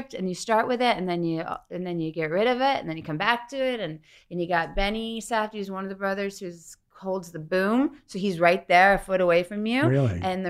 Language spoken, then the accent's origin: English; Syosset, New York, United States; born or raised there; moved away